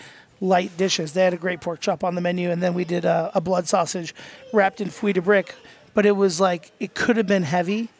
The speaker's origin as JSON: {"language": "English", "country": "United States", "said": "I'm American, I don't speak your language."}